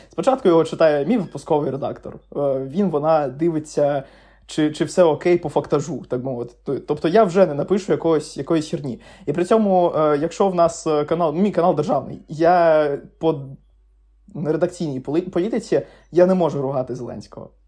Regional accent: Crimea, Ukraine; moved away as an adult; also born or lived in Lviv; я сам з Криму

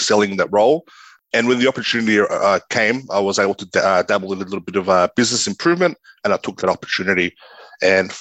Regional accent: Sydney, New South Wales, Australia; I grew up in Western Sydney. I went to both primary and high school in Western Sydney.

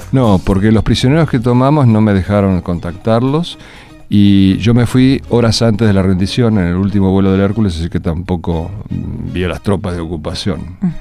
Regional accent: Argentina; moved away as an adult; also born or lived in Miami, United States; Yo estaba feliz como argentino

